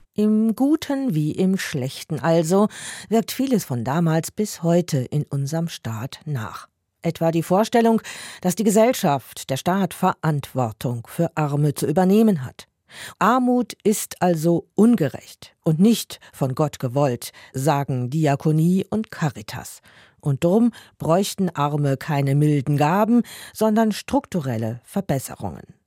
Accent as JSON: {"language": "German", "town": "Basel", "region": "Basel-Stadt", "country": "Switzerland", "said": "an meinem Heimatort Basel"}